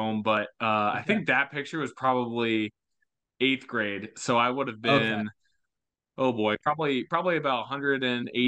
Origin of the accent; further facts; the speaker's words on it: Leawood, Kansas, United States; moved away as an adult; now in Iowa, United States; originally I'm from Overland Park, Kansas, more specifically Leawood, which is just a suburb of Kansas City